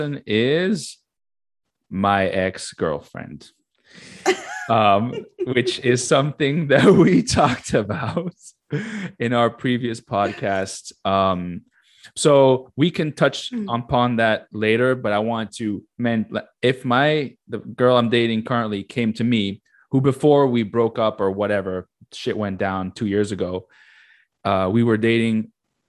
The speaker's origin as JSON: {"language": "English", "country": "United States", "said": "they probably know I'm American"}